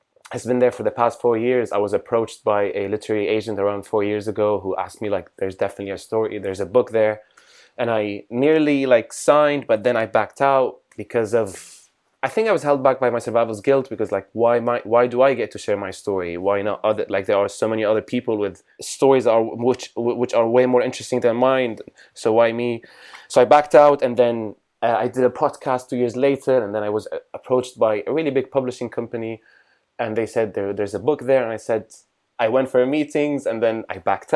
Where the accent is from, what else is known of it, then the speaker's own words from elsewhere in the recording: Damascus, Damascus Governorate, Syria; moved away as an adult; now in London, United Kingdom; I'm from Damascus, Syria. I live in London